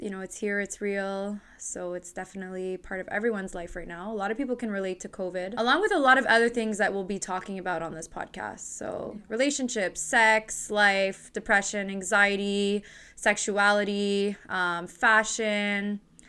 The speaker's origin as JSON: {"language": "English", "town": "Montreal", "region": "Quebec", "country": "Canada", "tie": "born or raised there", "said": "born and raised in Montreal"}